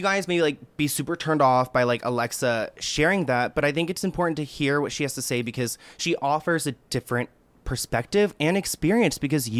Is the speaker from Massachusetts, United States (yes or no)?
no; Fairfax, Virginia, United States; literally where I was born, in Fairfax, Virginia.